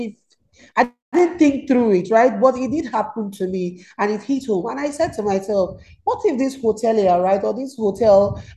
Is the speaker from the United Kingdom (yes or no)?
no; Nigeria; I'm Nigerian